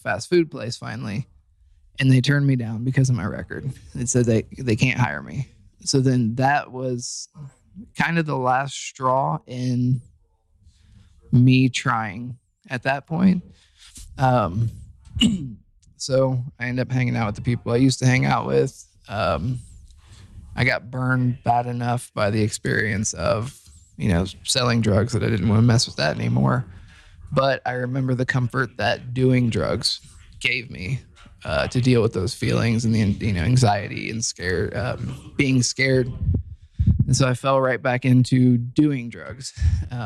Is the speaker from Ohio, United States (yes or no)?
yes; Dayton, Ohio, United States; I'm from Dayton, Ohio.